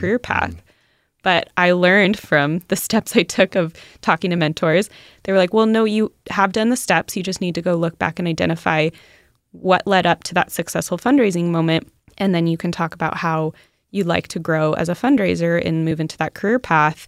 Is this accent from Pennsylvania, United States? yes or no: no; Southern California, United States; now in Carlsbad, United States; I grew up in SoCal